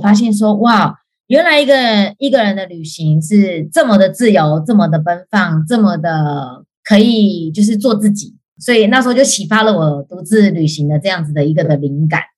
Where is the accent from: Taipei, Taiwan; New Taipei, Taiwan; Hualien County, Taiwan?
Hualien County, Taiwan; Hualien; now in Canada; 我是花莲人